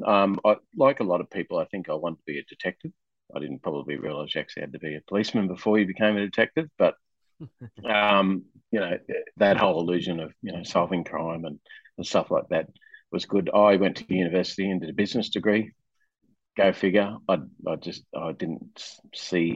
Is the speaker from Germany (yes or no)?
no; Rockhampton, Queensland, Australia; moved away as an adult; also born or lived in New South Wales; I left my hometown, which was in country Queensland, a little town called Rockhampton